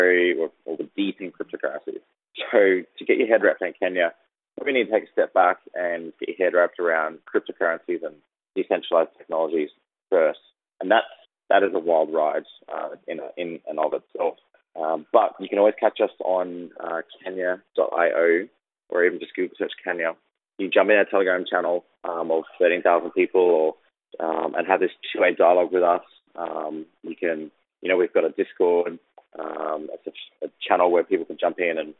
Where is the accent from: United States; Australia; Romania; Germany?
Australia; I grew up in Australia